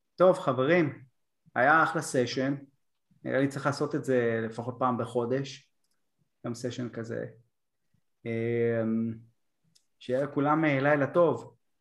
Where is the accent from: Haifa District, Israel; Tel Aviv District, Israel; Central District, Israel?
Tel Aviv District, Israel; Bat Yam; הילד מבת ים